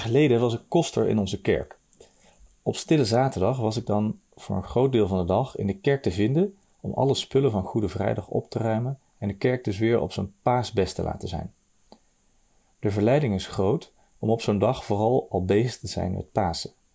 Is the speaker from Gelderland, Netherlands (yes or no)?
yes; Nijmegen, Gelderland, Netherlands; ik kom uit Nijmegen